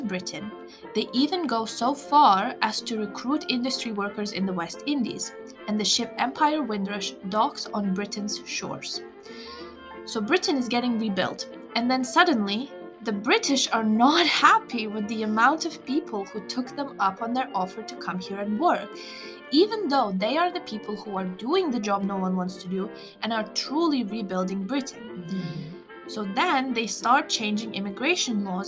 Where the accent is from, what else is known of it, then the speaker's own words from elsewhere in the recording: Lithuania; now in United Kingdom; I'm Lithuanian, I have a pre-settled status